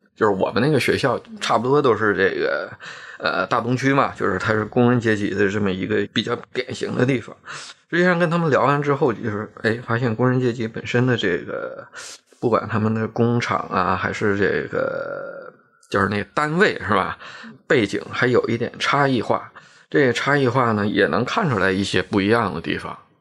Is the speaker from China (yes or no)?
yes; Shenyang, Liaoning, China; 按我们沈阳的这种说法